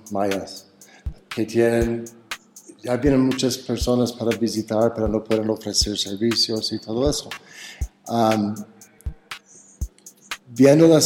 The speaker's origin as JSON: {"language": "Spanish", "town": "Cañada de Alférez", "region": "State of Mexico", "country": "Mexico", "tie": "born or raised there", "said": "en Cañada de Alférez, en mi pueblito, um, abrí otra vez las puertas"}